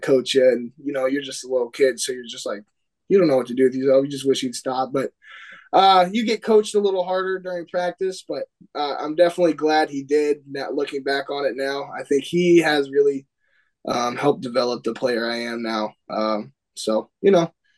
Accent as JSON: {"language": "English", "town": "Ferndale", "region": "Washington", "country": "United States", "tie": "born or raised there", "said": "we're from Ferndale"}